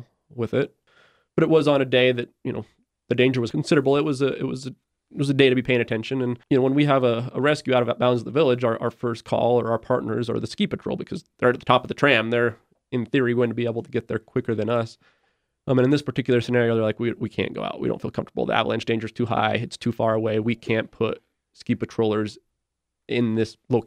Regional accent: Jackson, Wyoming, United States; I'm from Jackson, Wyoming

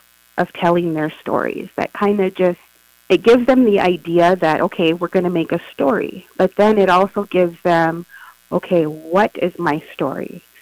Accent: San Antonio, Texas, United States; born there; now in Crookston, United States; So originally, I was born in San Antonio, Texas. I lived there till summer of 95. And then in 95, that summer, we moved up here to Crookston, Minnesota.

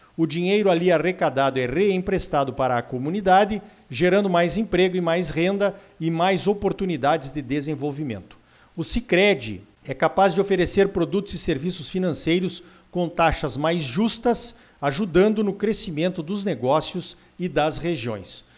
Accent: Brazil; nós produzimos aqui no Brasil

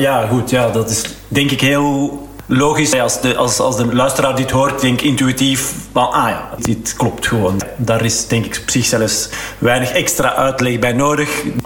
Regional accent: Flanders, Belgium; als Vlaming

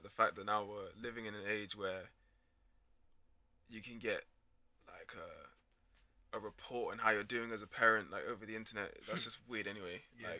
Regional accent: Ghana; I'm a biblical man. I'm a Ghanaian man.

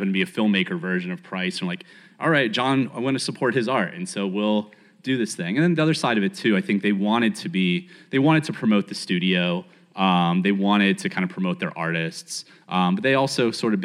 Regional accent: Pittsburgh, Pennsylvania, United States; I grew up in Pittsburgh

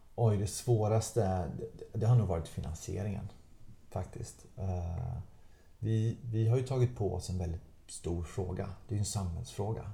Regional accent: Gothenburg, Västra Götaland, Sweden; Göteborg av alla städer, där jag, där jag kommer ifrån

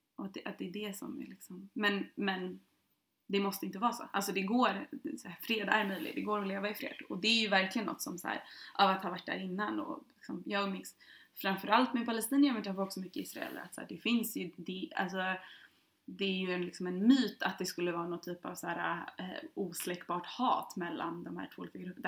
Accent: Sweden; jag som svensk

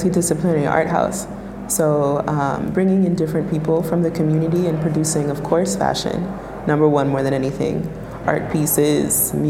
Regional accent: New York, United States; I'm born and raised in New York

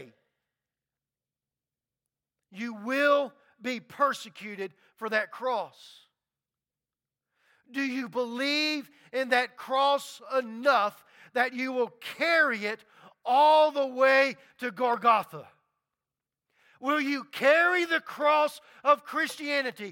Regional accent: Baton Rouge, Louisiana, United States; I grew up in Baton Rouge, Louisiana, and there's a lot of Catholics

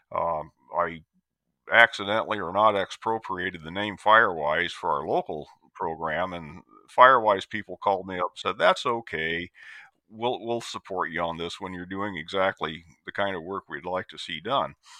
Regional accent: Iowa, United States; moved away as an adult; also born or lived in Tennessee / Oregon; native of Iowa

